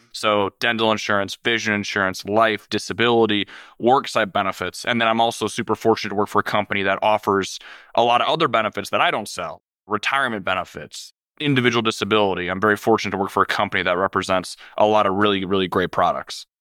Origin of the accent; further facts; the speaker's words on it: Minneapolis, Minnesota, United States; I'm originally from the Minneapolis area. I grew up there my whole life.